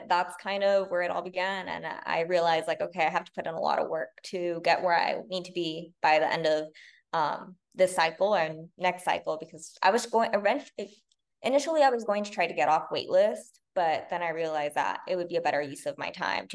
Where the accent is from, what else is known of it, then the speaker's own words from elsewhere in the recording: La Puente, California, United States; I'm from La Punta, California, which is a pretty small town in LA County, like very outskirts of LA County.